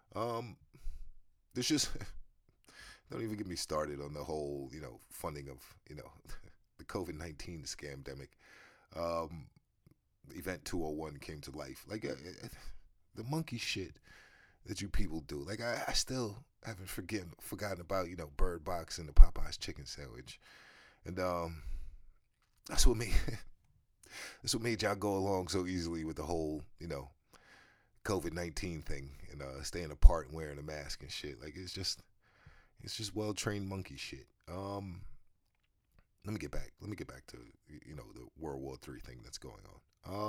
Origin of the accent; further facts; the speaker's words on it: United States; me as an American